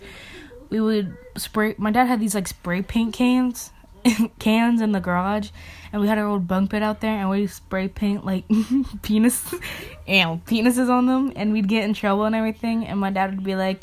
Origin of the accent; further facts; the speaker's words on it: Goshen, United States; I was born in Goshen